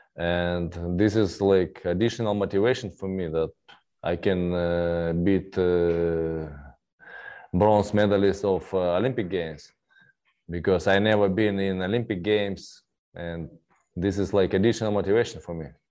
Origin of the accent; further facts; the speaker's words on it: Russia; English is a second language; my hometown